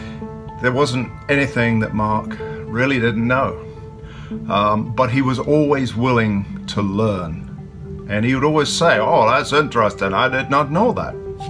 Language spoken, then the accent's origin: English; United Kingdom; the Brit and Yankee Pub. I'm the Brit